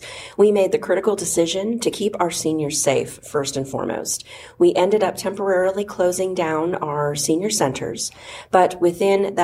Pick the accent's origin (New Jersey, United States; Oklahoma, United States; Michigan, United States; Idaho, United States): Oklahoma, United States; also born or lived in Philadelphia, Pennsylvania; now in Georgia, United States; I originally grew up in Oklahoma, and then spent a lot of my years in Philadelphia and Pennsylvania, and then came to Georgia